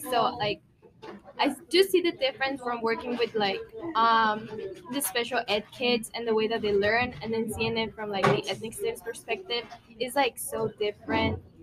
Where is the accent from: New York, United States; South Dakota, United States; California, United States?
California, United States; Bay Area; we're from the Bay Area, so the Bay Area is so like diverse